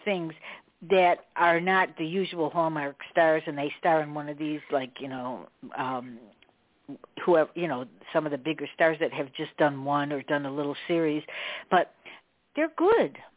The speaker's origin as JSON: {"language": "English", "town": "Chicago", "region": "Illinois", "country": "United States", "tie": "born or raised there", "said": "I'm from Chicago. You know, I grew up in Chicago"}